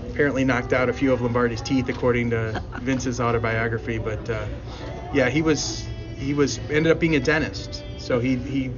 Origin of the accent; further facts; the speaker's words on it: Cleveland, Ohio, United States; growing up in Cleveland